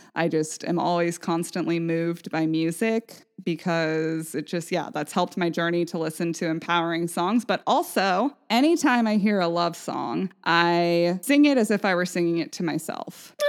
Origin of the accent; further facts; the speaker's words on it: Vashon, Washington, United States; growing up on Vashon